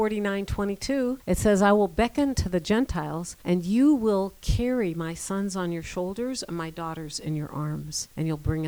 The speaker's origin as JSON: {"language": "English", "area": "near Chicago", "region": "Illinois", "country": "United States", "tie": "born or raised there", "moved": "as an adult", "lives_now": "Israel", "said": "Yes, I grew up near Chicago, and so we're both American citizens, but because I'm Jewish and I had the papers"}